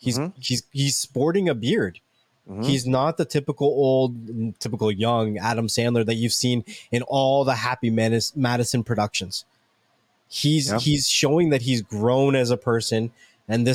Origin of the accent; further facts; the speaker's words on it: Canada; I'm Canadian